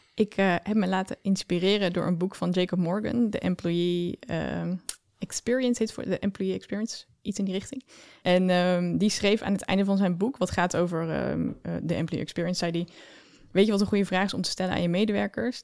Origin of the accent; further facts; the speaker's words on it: Oosterhout, North Brabant, Netherlands; accent: Brabant; Ik kom uit Brabant, zoals je al kan horen, denk ik